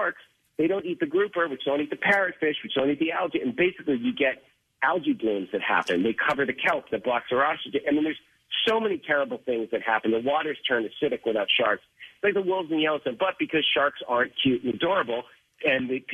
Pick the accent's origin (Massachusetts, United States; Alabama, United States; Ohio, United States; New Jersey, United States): Massachusetts, United States; Boston; I grew up in Boston, and I was obviously the Jaws generation